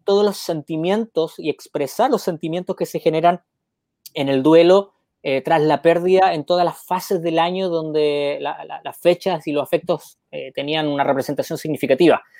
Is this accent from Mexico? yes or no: no; Chile; also born or lived in Argentina; now in Peru; el sur de mi tierra, Osorno